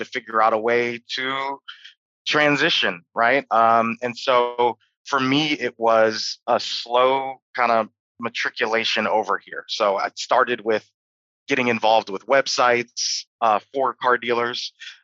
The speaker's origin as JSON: {"language": "English", "town": "Detroit", "region": "Michigan", "country": "United States", "tie": "born or raised there", "said": "I lived in Detroit, which is my hometown."}